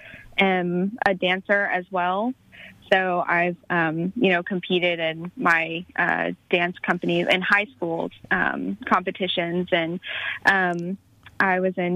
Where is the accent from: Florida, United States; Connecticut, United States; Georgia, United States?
Georgia, United States; Douglasville; I grew up in Douglasville, Georgia